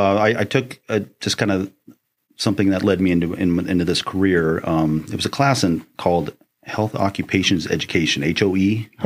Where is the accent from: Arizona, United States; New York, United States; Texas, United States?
Arizona, United States; Phoenix; I grew up in West Phoenix, 35th Avenue, Glendale. I was born and raised in Phoenix, so I'm a native here.